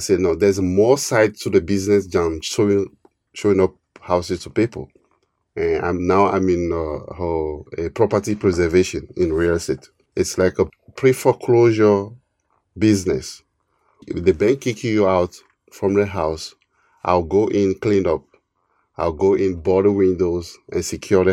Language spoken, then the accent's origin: English; Togo; also born or lived in New Jersey, United States; now in United States; I'm an immigrant from West Africa, Togo, to U.S. almost 20 years ago